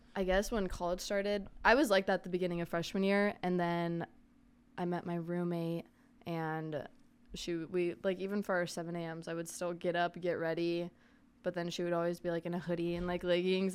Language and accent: English; Arizona, United States; I'm from Arizona, born and raised.